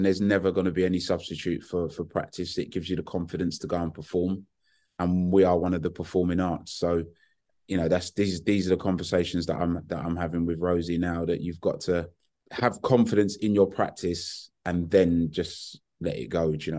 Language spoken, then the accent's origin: English; Hackney, London, United Kingdom; And you know, growing up in Hackney in the 70s and 80s, my taste goes from